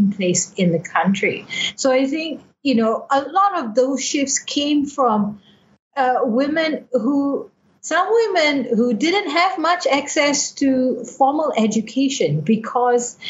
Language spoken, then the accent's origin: English; Malaysia; I'm not from Burma. I'm a Malaysian